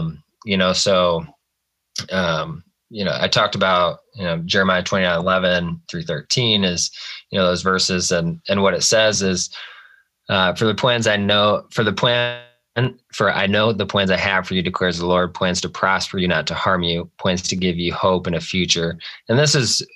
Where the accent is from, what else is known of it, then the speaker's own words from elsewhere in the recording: Clay County, Iowa, United States; back in my hometown and serve